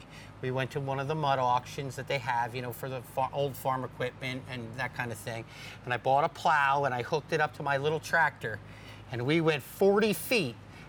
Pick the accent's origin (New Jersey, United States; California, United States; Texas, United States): New Jersey, United States; We grew up in New Jersey. We moved out to Pennsylvania when we first got together over 25 years ago now.